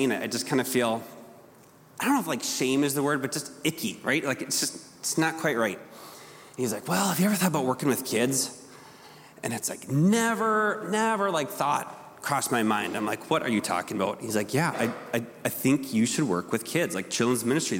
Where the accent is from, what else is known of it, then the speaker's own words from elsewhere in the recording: Rochester, Minnesota, United States; I grew up here in Rochester.